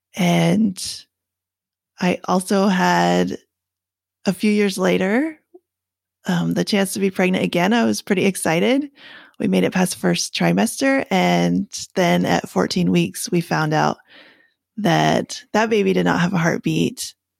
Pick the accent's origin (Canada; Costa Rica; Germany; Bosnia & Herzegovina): Canada; now in United States; I'm from Canada, um, but I live in the States now